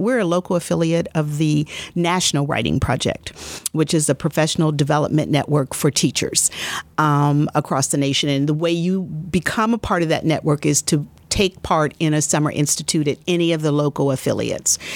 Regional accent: Columbus, Ohio, United States; I was born and raised here in Columbus, Ohio

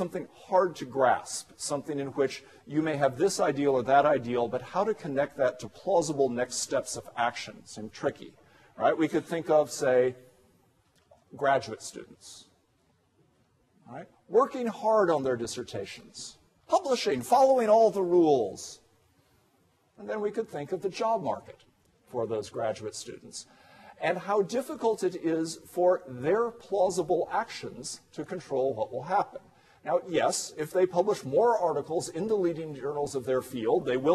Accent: United States; as an American

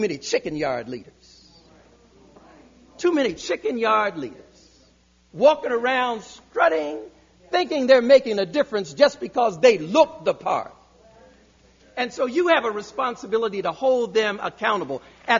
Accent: Hampton, Virginia, United States; I was born in Hampton, Virginia.

